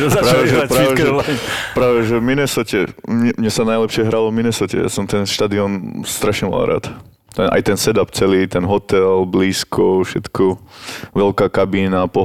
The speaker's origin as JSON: {"language": "Slovak", "country": "Slovakia", "said": "máš tam nejakých známych, ale nikdy to nebude s tými Američanmi, alebo Kanadianmi také, ako je to tu doma na Slovensku."}